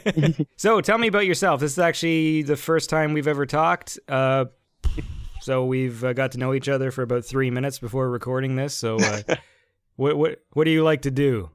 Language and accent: English; Canada; I'm Canadian